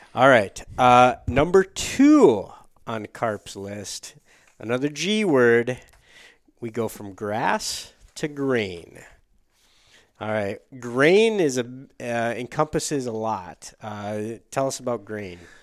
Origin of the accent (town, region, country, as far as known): Upper Peninsula of Michigan, United States; born or raised there; moved away; also born or lived in Minnesota